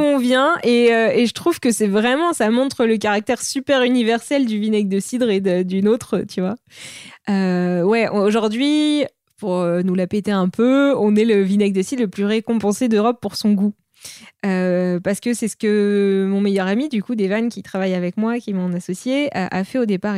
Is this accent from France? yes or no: yes; Normandy, France; now in Paris, France; je suis originaire de Normandie